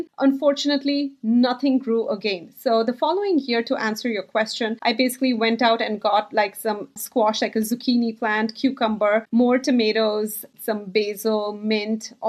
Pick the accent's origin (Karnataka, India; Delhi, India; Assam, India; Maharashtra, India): Karnataka, India; Bangalore; now in New Jersey, United States; I grew up in India. And as you can imagine, in a big city like Bangalore in India